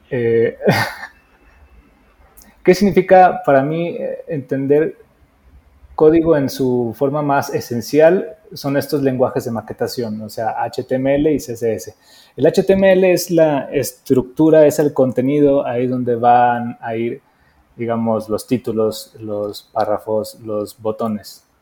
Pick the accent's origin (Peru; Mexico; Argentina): Mexico; also born or lived in Mexico City; soy un diseñador mexicano, estoy viviendo ahorita en Ciudad de México